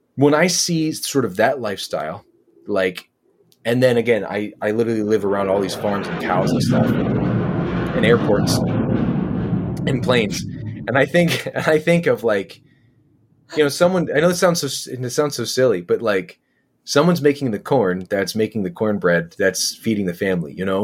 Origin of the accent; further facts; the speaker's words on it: Philadelphia, Pennsylvania, United States; also born or lived in rural Michigan; now in Michigan, United States; I grew up in Philadelphia